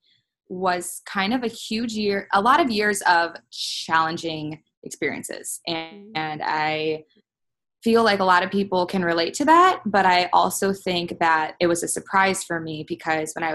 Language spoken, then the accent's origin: English; Cleveland, Ohio, United States; moved away as an adult; now in Columbus, United States; I am from Cleveland, Ohio originally, but I've been living in Columbus for 5 years